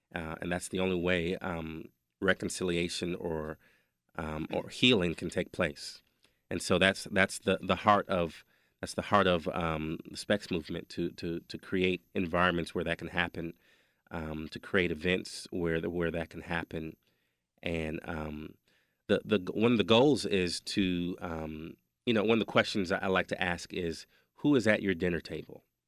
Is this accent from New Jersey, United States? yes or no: no; Wisconsin, United States; We grew up in Wisconsin